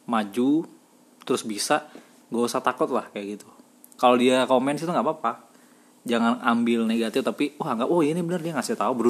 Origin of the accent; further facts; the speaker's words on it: Kalimantan, Indonesia; aku bukan dari kota aku dari desa yang terpencil